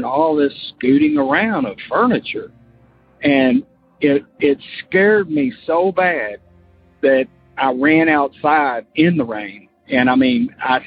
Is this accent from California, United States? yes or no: no; Florida, United States; now in Kentucky, United States; I'm from Kentucky, but we moved to Florida and when I was like 8, and I grew up there, but now I'm back in Kentucky